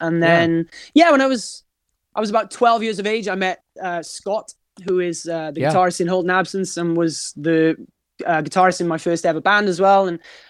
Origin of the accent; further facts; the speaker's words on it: Wales, United Kingdom; Yeah, Wales is a really, really special place because, you know, we've got this, we're a very passionate nation, first and foremost.